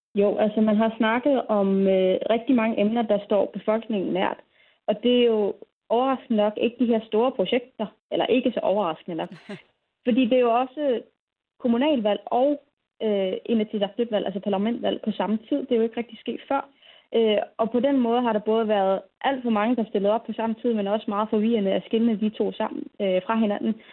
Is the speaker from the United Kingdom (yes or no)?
no; Greenland